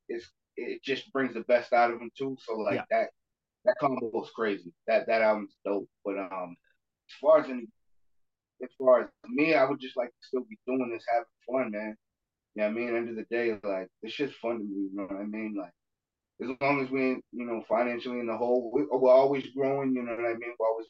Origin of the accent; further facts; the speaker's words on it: Brockton, Massachusetts, United States; I'm from Brockton